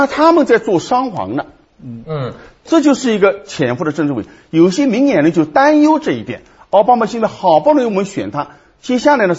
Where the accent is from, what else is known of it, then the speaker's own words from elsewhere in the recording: China; 从我们中国人看起来，你算不了什么英雄，是吧？